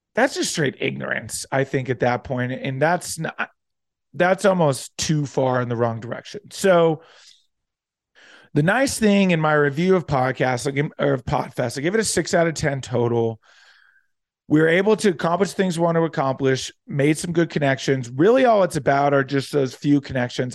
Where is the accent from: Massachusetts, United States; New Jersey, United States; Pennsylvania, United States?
New Jersey, United States; near Atlantic City; moved away; also born or lived in Florida; aside from living in Florida, spent most of my childhood growing up in Southern New Jer-, in Southern, wow, in South Jersey, right near Atlantic City, suburb outside